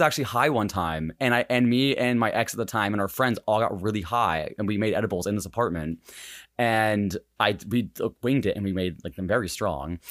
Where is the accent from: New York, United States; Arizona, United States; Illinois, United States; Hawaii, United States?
Hawaii, United States; I was born in Hawaii